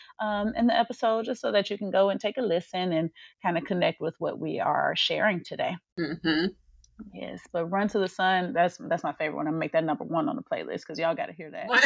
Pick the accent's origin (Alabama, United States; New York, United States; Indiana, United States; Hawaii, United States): Indiana, United States; Gary; moved away as an adult; now in Dallas-Fort Worth, United States; we now live in Texas, in DFW, but obviously, of course, we're from Gary, Indiana